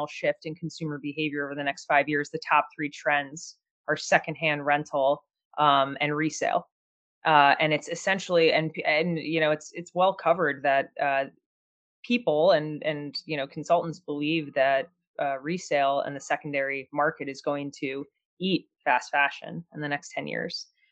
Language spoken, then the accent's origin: English; New Jersey, United States; I grew up in New Jersey